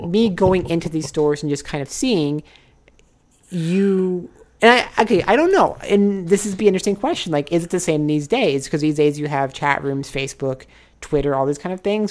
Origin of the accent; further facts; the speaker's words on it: Nebraska, United States; moved away as an adult; also born or lived in Osaka, Japan; now in Los Angeles, United States; I'm from Nebraska.